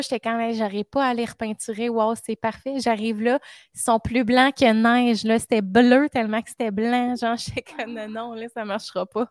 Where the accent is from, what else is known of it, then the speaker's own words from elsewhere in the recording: Drummondville, Quebec, Canada; je suis dans ma ville natale